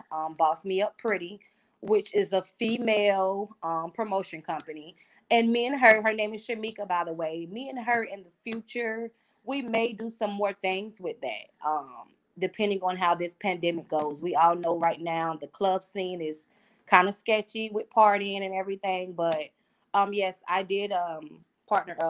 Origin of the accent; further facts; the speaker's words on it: Wilmington, North Carolina, United States; now in Raleigh, United States; I'm from Wilmington